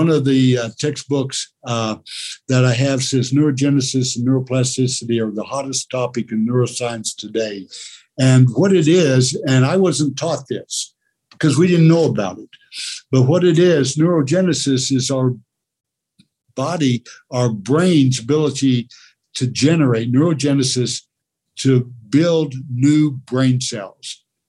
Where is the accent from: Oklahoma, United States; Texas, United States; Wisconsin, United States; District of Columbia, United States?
Oklahoma, United States; But growing up in Oklahoma in the 9th grade, University of Oklahoma had won 47 football games in a row.